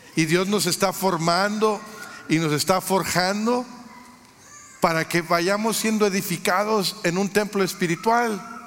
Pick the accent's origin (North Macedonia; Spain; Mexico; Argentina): Mexico; now in United States; Yo, nací en México, soy mexicano de origen